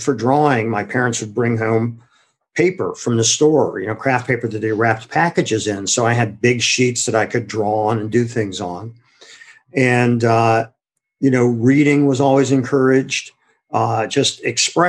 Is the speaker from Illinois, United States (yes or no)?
no; Akron, Ohio, United States; I'm originally from Akron, Ohio. And growing up there